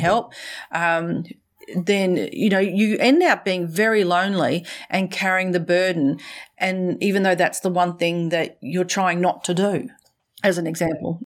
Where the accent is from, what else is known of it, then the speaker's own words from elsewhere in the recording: Australia; accent: Australian; also born or lived in Brisbane, Australia / central Queensland, Australia / Middle East; I'm a little more Australian